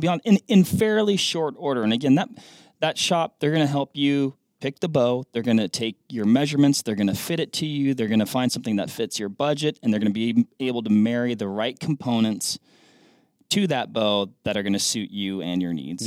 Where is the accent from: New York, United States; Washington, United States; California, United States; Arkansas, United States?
Washington, United States; Washington, my home state.